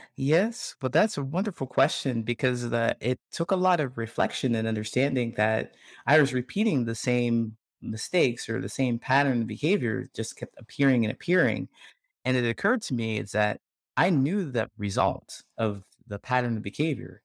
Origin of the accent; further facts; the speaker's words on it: Ohio, United States; moved away as an adult; I grew up in Ohio